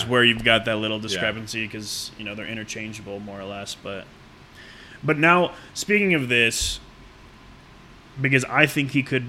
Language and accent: English; United States; I'm from the United States of America